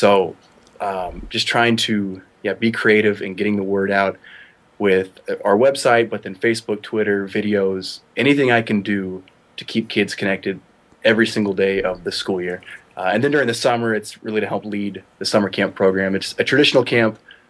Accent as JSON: {"language": "English", "region": "Oklahoma", "country": "United States", "moved": "as an adult", "lives_now": "Wisconsin, United States", "said": "I'm from Oklahoma"}